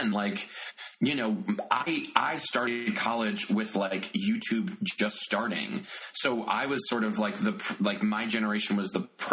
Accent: Bay Shore, New York, United States; I'm from Long Island originally.

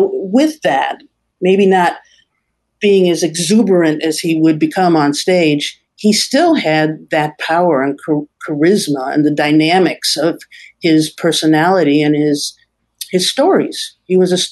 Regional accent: Cleveland, Ohio, United States; I'm from Cleveland

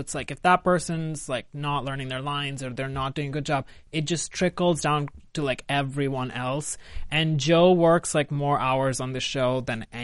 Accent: India; moved away as an adult; now in Los Angeles, United States; I grew up in India

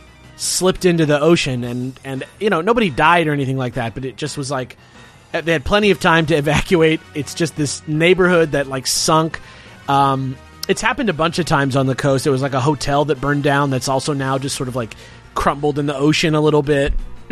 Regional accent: Los Angeles, California, United States; I'm from a town called San Pedro, California, which is actually just Los Angeles, California.

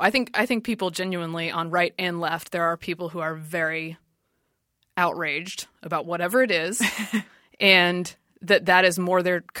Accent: Durham, North Carolina, United States; moved away as an adult; also born or lived in Washington, D.C.; I grew up in North Carolina. Okay. So this was south of my hometown, which is Durham, which is a little bit more university town.

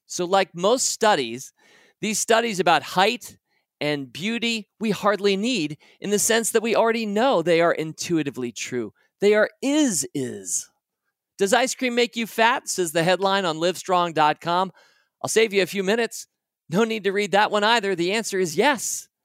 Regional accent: United States; my experience of being an American

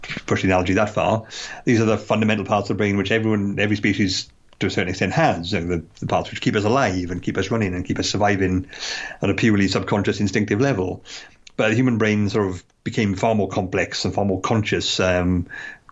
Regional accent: United Kingdom; a UK resident who lived here all my life and has never lived in London

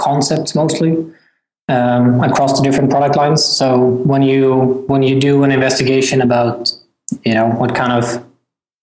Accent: Sweden; moved away as an adult; also born or lived in California, United States; I'm from Sweden originally

